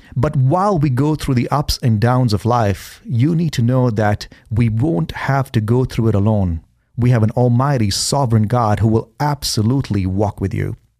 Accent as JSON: {"language": "English", "country": "India", "tie": "born or raised there", "moved": "yes", "lives_now": "Boise, United States", "said": "growing up in India, I've been homeless in India"}